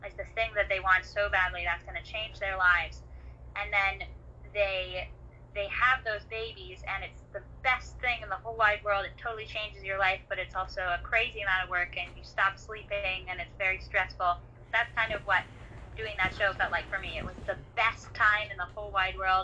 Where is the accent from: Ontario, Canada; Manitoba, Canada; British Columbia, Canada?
British Columbia, Canada; Vancouver; I grew up around Vancouver, BC, but I'm currently up in the interior of British Columbia